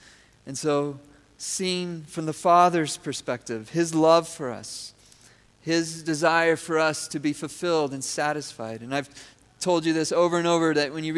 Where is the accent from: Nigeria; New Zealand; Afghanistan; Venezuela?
Venezuela; I grew up in Venezuela.